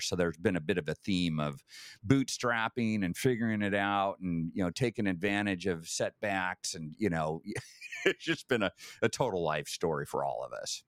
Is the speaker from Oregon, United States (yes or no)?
yes; Vale, Oregon, United States; also born or lived in Eugene, Oregon; born in Vail, Oregon, town of a thousand, um, literally, you know, a smaller population than most cruise ships, um, but spent, uh, you know, kinda grade school years there, uh, moved over to Eugene